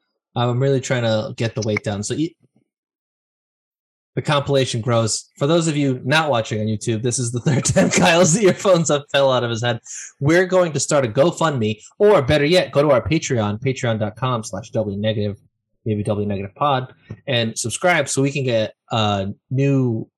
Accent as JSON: {"language": "English", "country": "Ireland", "said": "have these hands so I can be Italian, even though I'm Irish."}